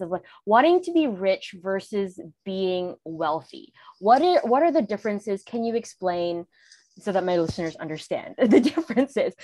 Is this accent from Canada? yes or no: yes; Canada; I'm Canadian